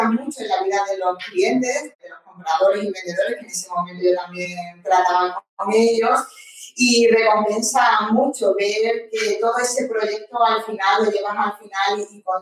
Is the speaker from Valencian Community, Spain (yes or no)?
no; Málaga, Andalusia, Spain